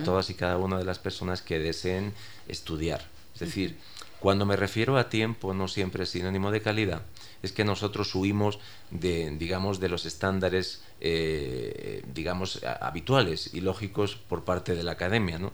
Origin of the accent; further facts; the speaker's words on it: Spain; yo soy español